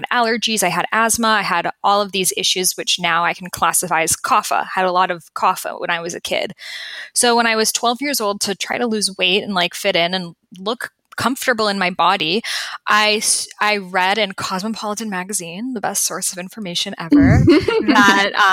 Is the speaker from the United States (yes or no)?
yes; Boston, Massachusetts, United States; I grew up in Boston.